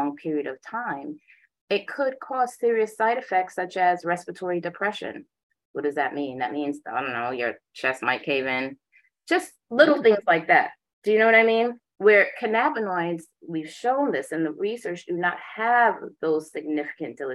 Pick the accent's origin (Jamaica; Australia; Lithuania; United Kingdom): Jamaica; moved away; also born or lived in Boston; I am Jamaican. My father's a Rasta